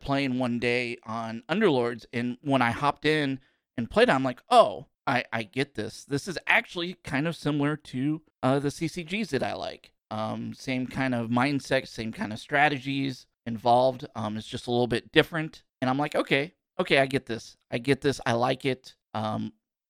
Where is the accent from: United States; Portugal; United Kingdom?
United States; Kansas City, Missouri; I'm from Kansas City.